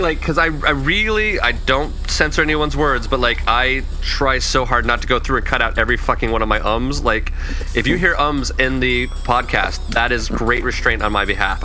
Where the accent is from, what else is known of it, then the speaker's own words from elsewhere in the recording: Lagoon, Utah, United States; moved away; also born or lived in Southern California; it's also ironically my hometown.